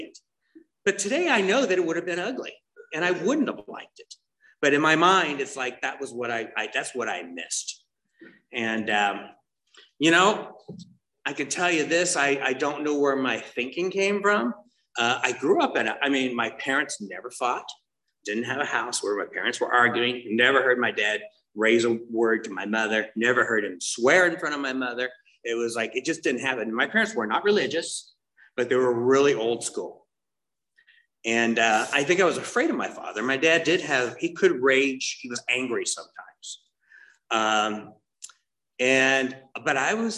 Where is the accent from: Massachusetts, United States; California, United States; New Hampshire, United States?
California, United States; Tustin; I'm from Orange County. I was born and raised here, grew up in Tustin.